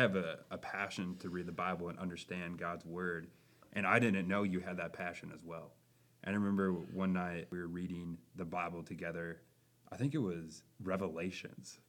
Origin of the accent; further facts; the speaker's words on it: Buffalo, Minnesota, United States; I am from Buffalo, Minnesota, near the Twin Cities.